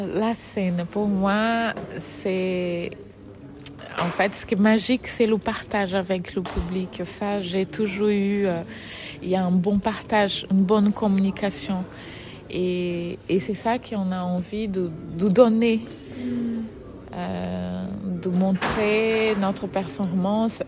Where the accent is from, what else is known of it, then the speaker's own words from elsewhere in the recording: Fortaleza, Ceará, Brazil; French is a second language; moved away as an adult; now in France; je suis brésilienne. Je viens euh, de Fortaleza, du Nord-Est, Ou... le Nord-Est du Brésil, où j'ai j'ai grandi dans le milieu de la danse